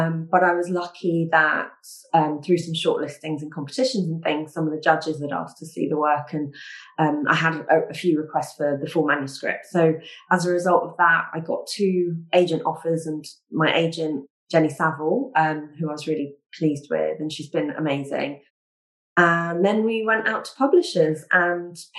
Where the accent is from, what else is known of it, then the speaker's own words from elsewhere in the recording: London, United Kingdom; I was born in London